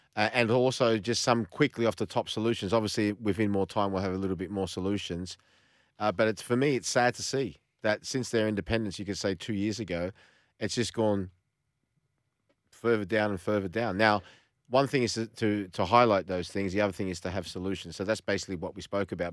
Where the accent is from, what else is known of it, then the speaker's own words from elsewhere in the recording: Australia; I've got an ethnic background, but I'm Australian. I was born here